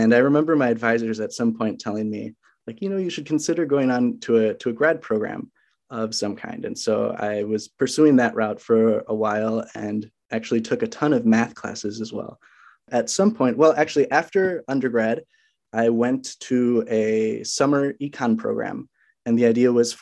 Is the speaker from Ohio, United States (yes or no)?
no; Minnesota, United States; also born or lived in Walla Walla, Washington; I'm from Minnesota